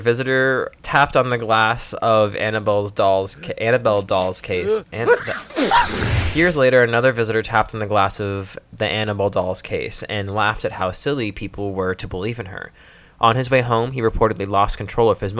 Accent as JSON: {"language": "English", "region": "Iowa", "country": "United States", "accent": "Iowa", "said": "My Iowa accent"}